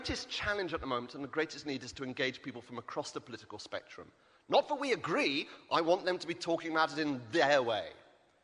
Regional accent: Wales, United Kingdom; I come from Wales, the land of Heriaeth and Bodlon.

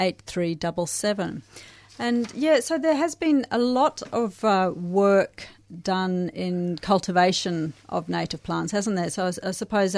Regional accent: South Africa; now in Australia; I grew up in South Africa

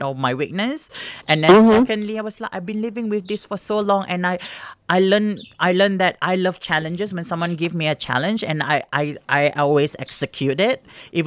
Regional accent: Singapore; moved away; growing up in Singapore as an Asian kid

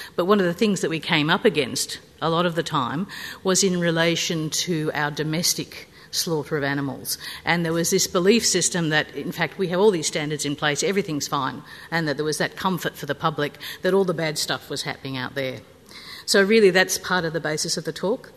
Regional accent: New South Wales, Australia; I'm from New South Wales

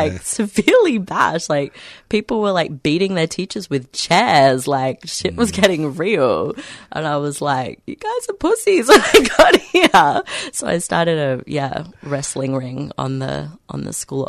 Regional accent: Australia; also born or lived in England; I'm Australian.

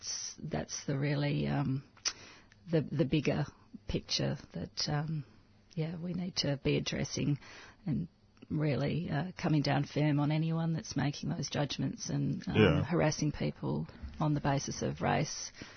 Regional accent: Australia; I don't identify as Maltese or Spanish. I identify as Australian

